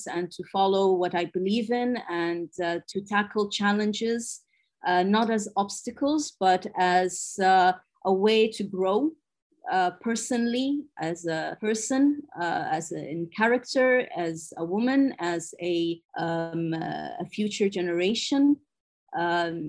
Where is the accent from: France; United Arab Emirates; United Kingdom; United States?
United Arab Emirates; Abu Dhabi; I'm from the United Arab Emirates, from the capital city of Abu Dhabi. I was born here and raised here.